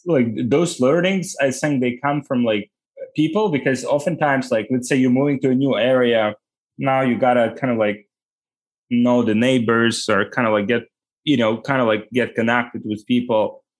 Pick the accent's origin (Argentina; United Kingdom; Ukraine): Ukraine; English is a second language; Yeah, I was born like 1990, and Ukraine left like Soviet Union like in 1991.